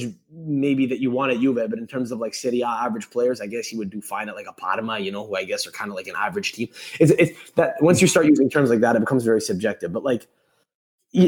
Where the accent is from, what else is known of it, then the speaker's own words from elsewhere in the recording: Montreal, Quebec, Canada; I'm from Montreal